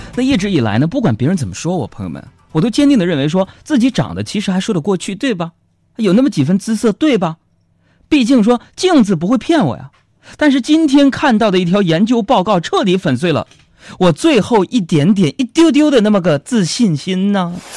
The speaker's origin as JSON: {"language": "Chinese", "town": "Changchun", "region": "Jilin", "country": "China", "tie": "born or raised there", "said": "我出生在三间的土坯房里边儿，然后呢，我记得小学那会儿呢，我们家就搬到了这个郊区 郊区啊，那个屯儿叫一个叫董家屯的地方，啊，在现在的吉林省长春市这个靖月潭的一个山坳里边儿"}